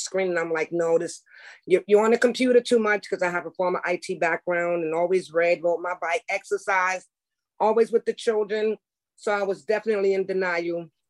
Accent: New York City, New York, United States; moved away as an adult; now in Pennsylvania, United States; So I am from New York City. I work for the Board of Education, and my last job before I moved to Pennsylvania

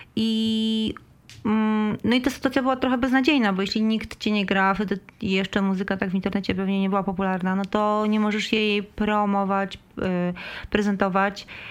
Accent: Mielno, West Pomeranian Voivodeship, Poland; wychowałam się w Mielnie

